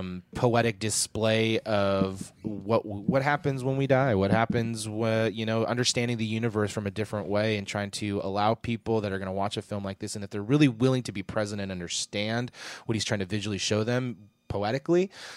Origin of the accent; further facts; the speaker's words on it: United States; I'm an American.